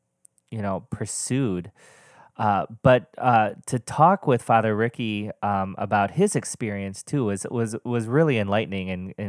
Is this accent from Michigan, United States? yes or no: yes; Michigan, United States; I grew up in Michigan all of my life to a wonderful Polish-American family.